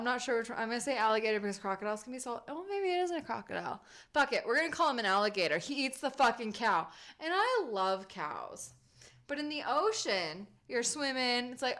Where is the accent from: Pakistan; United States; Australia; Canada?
United States; San Diego, California; now in Colorado, United States; being from San Diego, I mean, especially now that I'm living in Colorado